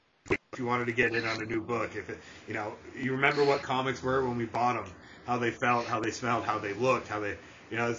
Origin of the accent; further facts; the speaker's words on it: Boston, Massachusetts, United States; moved away; I'm originally from Boston